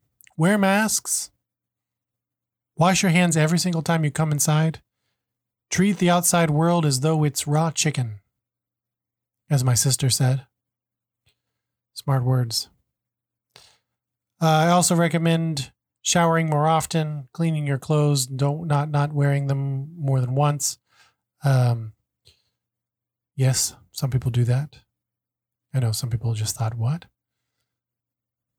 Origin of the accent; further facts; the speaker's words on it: United States; moved away as an adult; now in Hong Kong; I'm originally American. I've lived in Hong Kong for about 10 years